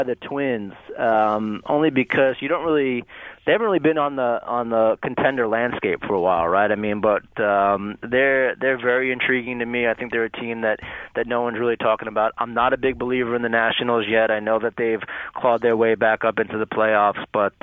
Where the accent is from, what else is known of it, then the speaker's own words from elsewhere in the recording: New York, United States; I grew up in New York